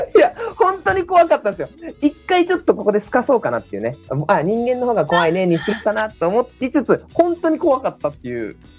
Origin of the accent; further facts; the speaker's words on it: Chiba, Japan; 地元僕千葉なんですけども。